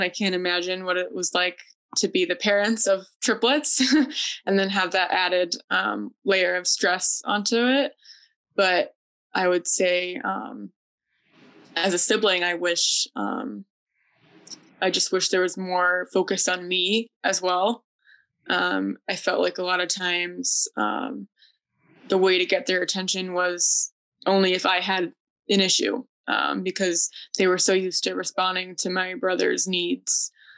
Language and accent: English; Connecticut, United States; I am from Connecticut and I work as a registered nurse